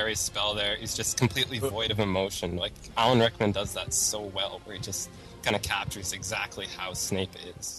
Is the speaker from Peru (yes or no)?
no; London, Ontario, Canada; I'm from London, Ontario, Canada, and I'm a Ravenclaw.